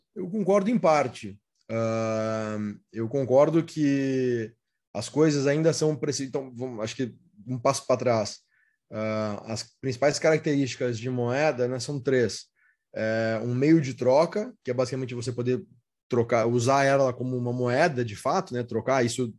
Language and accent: Portuguese; Rio Grande do Sul, Brazil; eu sou natural do Rio Grande do Sul